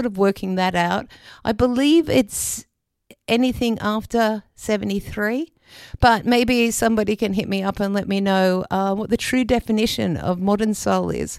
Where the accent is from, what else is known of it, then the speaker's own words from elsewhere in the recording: Australia; moved away as an adult; I love being an Australian. I'm very proud of being an Australian